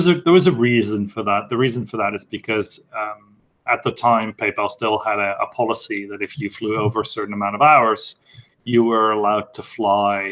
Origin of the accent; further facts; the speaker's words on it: Netherlands; moved away as an adult; now in London, United Kingdom; I'm from Dutch Italian descent, and I've lived my entire life in the Netherlands. So I live in London right now